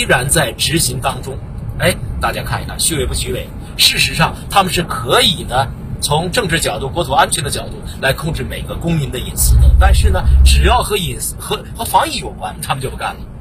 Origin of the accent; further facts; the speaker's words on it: China; 我们中国人